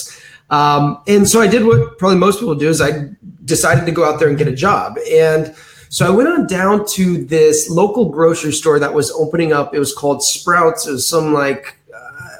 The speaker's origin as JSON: {"language": "English", "town": "Danville", "region": "California", "country": "United States", "said": "I'm from a city outside of San Francisco called Danville, California"}